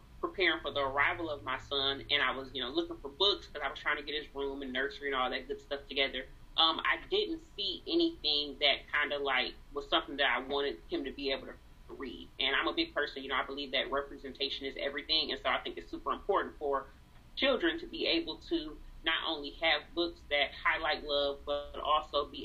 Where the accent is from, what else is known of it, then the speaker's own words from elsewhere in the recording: Saginaw, Michigan, United States; also born or lived in Detroit area, Michigan; I actually live in Michigan, close to Detroit, Michigan, born and raised in Saginaw